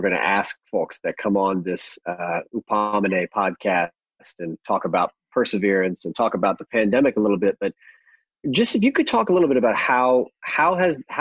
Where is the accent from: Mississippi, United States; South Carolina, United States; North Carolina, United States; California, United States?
North Carolina, United States; Kannapolis; a studio in my hometown of Kannapolis